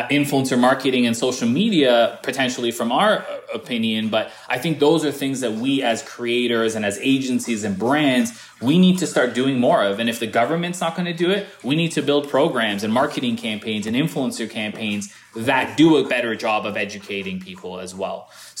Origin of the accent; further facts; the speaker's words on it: Canada; someone of color growing up in Canada, who experienced racism all throughout middle school, all throughout high school